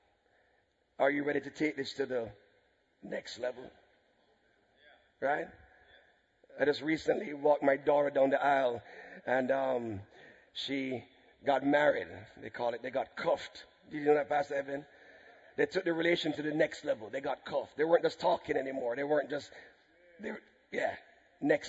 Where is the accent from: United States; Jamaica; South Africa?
Jamaica; we're from Jamaica